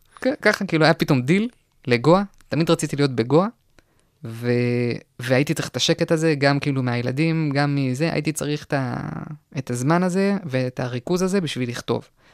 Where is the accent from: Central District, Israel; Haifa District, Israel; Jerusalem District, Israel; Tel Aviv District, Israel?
Central District, Israel; Kochav Yair; also born or lived in Ra'anana, Israel; now in Galilee, Israel; ברעננה עד גיל שבע